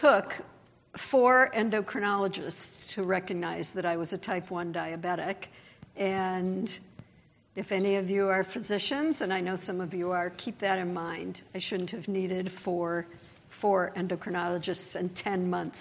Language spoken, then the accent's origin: English; Los Angeles, California, United States; I'm from Los Angeles.